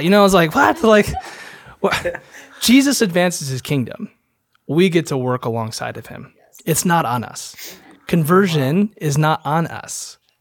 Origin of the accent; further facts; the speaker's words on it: Holland, Michigan, United States; moved away as an adult; also born or lived in Naperville, Illinois; I'm from Holland, Michigan, and, uh, I was a y-, youth pastor for a long time in Chicago area